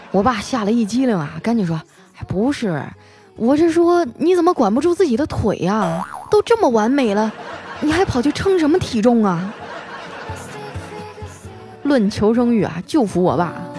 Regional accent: Northeast China, China; accent: Northeastern (Dongbei); 我的东北口音有那么重吗

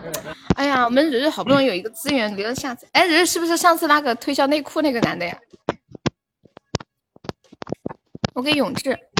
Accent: Laifeng, Hubei, China; 我是来风的。

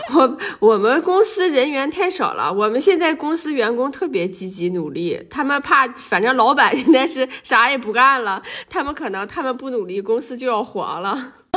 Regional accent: Dalian, Liaoning, China; 咱们大连那块儿

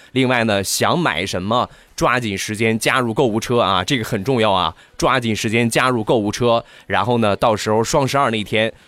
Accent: Rizhao, Shandong, China; 我家乡的特产，日照绿茶

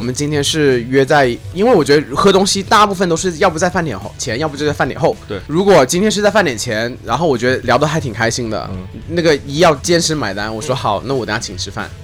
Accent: Shenzhen, Guangdong, China; moved away; 我不是本地人，我只是在这里长大

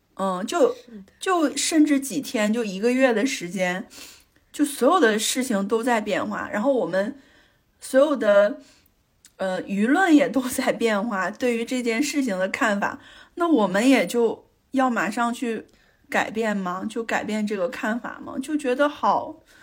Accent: Northeast China, China; moved away as an adult; also born or lived in Beijing; 在我，在我家感受了就是东北的酒桌呀，还见了我非常社会的弟弟

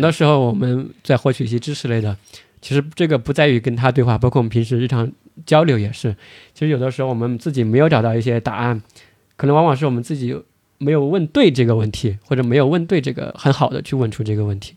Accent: China; 我们中国人的这种习惯

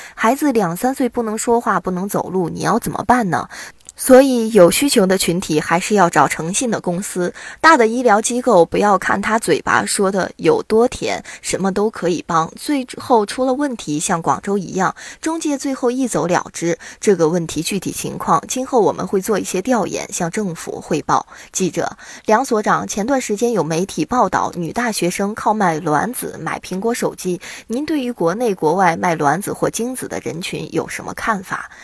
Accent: China; 我们是中国的公民

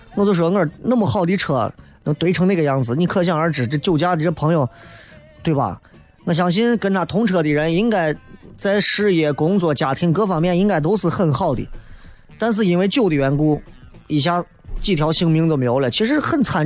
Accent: Xi'an, Shaanxi, China; 我来自西安的

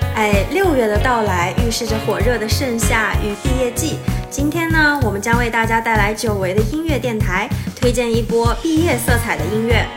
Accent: Urumqi, Xinjiang, China; 我的家乡乌鲁木齐

